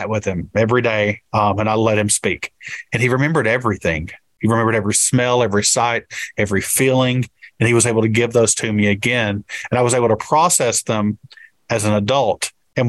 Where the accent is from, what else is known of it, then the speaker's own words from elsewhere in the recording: Appalachia, Kentucky, United States; thinking more about myself as an Appalachian